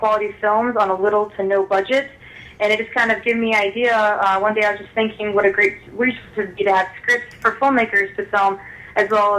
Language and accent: English; North Pole, Alaska, United States; moved away as an adult; now in Chicago, United States; I was born and raised in Alaska, and I now reside in Chicago, Illinois